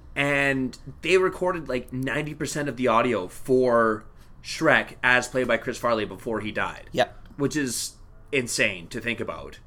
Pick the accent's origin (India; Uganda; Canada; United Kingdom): Canada; as a Canadian